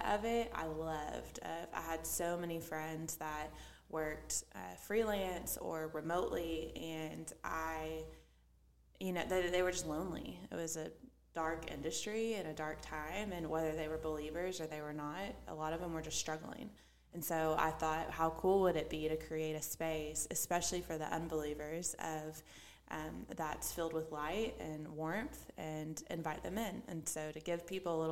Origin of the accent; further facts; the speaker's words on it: Fort Smith, Arkansas, United States; moved away as an adult; now in Little Rock, United States; My childhood, I'm from Fort Smith, Arkansas.